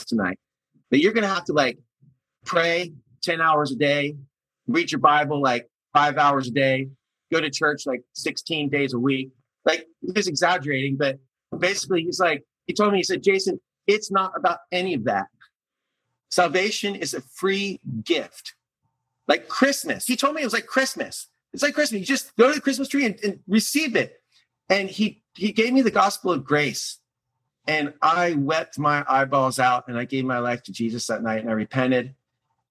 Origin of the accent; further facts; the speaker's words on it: Lancaster County, Pennsylvania, United States; I grew up in Lancaster County, Pennsylvania, milking cows with my dad